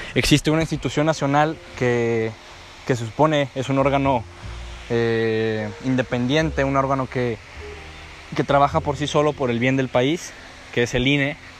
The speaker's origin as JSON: {"language": "Spanish", "country": "Mexico", "said": "yo como mexicano"}